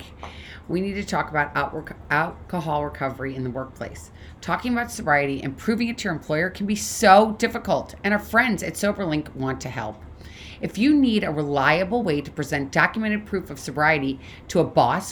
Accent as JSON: {"language": "English", "town": "St. Louis", "region": "Missouri", "country": "United States", "tie": "born or raised there", "said": "Another person from St. Louis, actually, my hometown."}